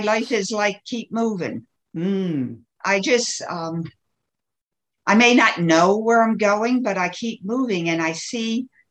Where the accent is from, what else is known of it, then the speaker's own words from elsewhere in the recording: Baltimore, Maryland, United States; where did I grow up? In the East Coast of the United States, mm-hmm. Baltimore, Maryland